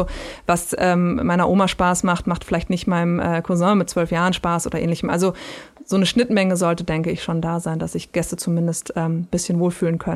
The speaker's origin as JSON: {"language": "German", "region": "Berlin", "country": "Germany", "said": "Ich Hoch bin Berlinerin, Currywurst natürlich."}